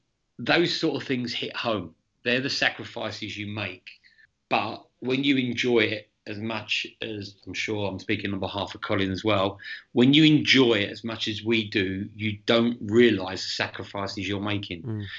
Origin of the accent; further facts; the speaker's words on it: England, United Kingdom; moved away as an adult; So I came out from England in 2016 and I did a year at West Ham.